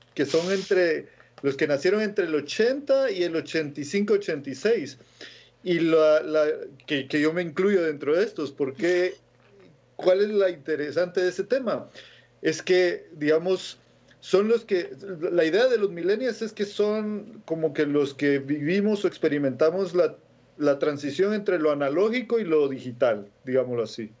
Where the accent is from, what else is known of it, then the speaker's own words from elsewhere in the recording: Guatemala; moved away; yo nací en Guatemala, ¿no? Y en la época que yo nací, en el 82